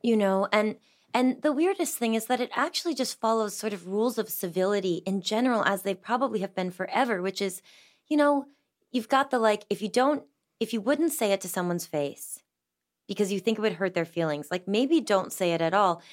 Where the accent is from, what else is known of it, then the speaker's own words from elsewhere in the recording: Massachusetts, United States; I grew up in Massachusetts in a big old house in the middle of the woods.